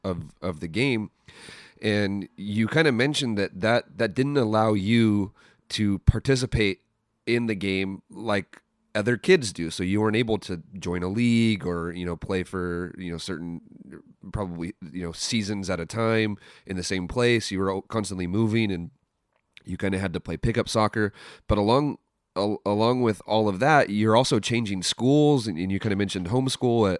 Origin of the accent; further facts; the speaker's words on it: San Mateo, California, United States; I'm originally from San Mateo